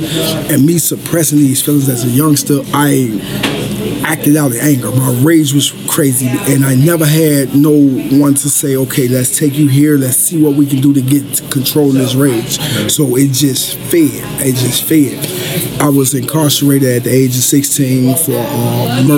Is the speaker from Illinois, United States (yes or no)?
yes; Chicago, Illinois, United States; I grew up in the South Side of Chicago, Inglewood neighborhood